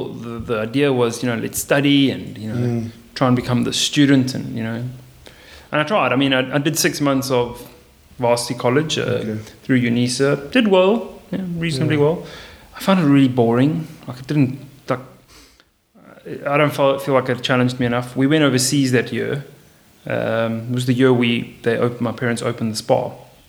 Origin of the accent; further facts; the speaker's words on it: South Africa; I'm Portuguese. I'm South African Portuguese, so I have a passport.